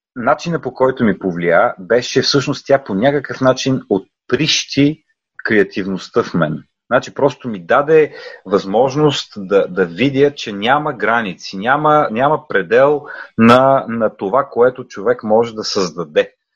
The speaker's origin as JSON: {"language": "Bulgarian", "country": "Bulgaria", "also_born_or_lived": "Netherlands", "moved": "yes", "said": "да говорим много добре български, като българи"}